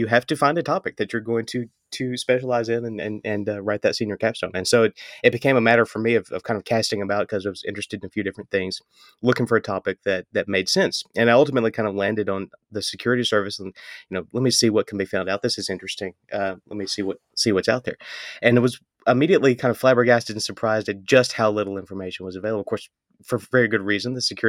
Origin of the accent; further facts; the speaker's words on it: Mississippi, United States; he would tell stories to my brother and I as we were kind of growing up in Northeast Mississippi about that experience.